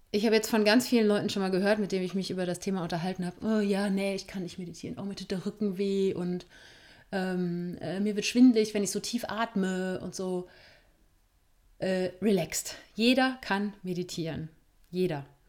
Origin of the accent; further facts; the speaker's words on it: Germany; Wir sind hier in Deutschland, in Meckert-Deutschland aufgewachsen.